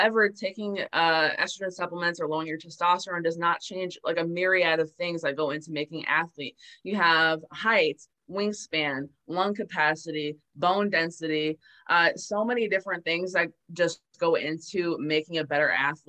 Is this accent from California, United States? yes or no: no; Maryland, United States; I was born and raised in Maryland